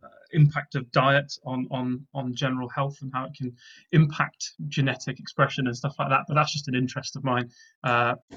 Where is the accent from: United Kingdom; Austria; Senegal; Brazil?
United Kingdom; Gloucestershire, South West England; moved away as an adult; now in Oxford, United Kingdom; Born in Oxford, grew up in Gloucestershire, and have since graduated and kind of migrated back to my hometown of Oxford